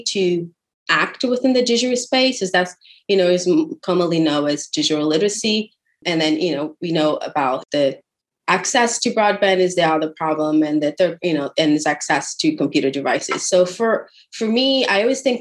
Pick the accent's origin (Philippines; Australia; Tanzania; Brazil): Brazil; now in San Antonio, United States; I am originally from Brazil. That's the fun accent you hear there. And now I live in San Antonio, Texas